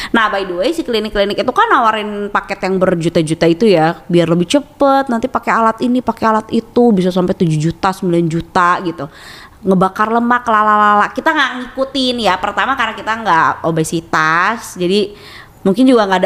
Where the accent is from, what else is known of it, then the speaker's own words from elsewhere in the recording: West Java, Indonesia; kita tuh mikirnya kayak sebagai orang Sunda ya kan